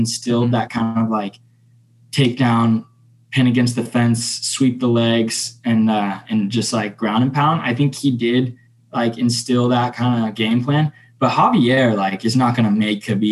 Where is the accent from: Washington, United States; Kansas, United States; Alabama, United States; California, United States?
California, United States; San Jose; moved away as an adult; now in Arizona, United States; my hometown of San Jose